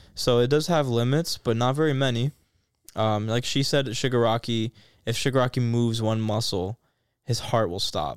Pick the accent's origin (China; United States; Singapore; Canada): United States; I'm American